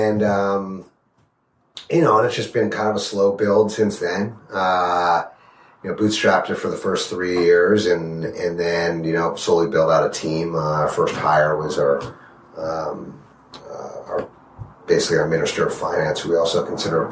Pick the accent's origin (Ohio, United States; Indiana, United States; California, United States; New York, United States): New York, United States; New York City; now in Austin, United States; we're old buddies from New York City, so we're known each other since we're around 6 years old